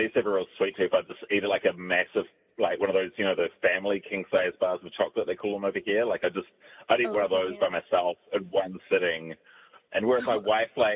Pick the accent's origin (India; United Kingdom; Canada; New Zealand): New Zealand; over here we get like a lot of the English, like the British, like food, because we're like a British colony